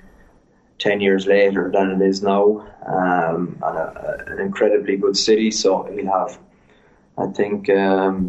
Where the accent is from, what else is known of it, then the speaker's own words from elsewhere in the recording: Cork, Munster, Ireland; moved away as an adult; now in La Rochelle, France; I grew up in Cork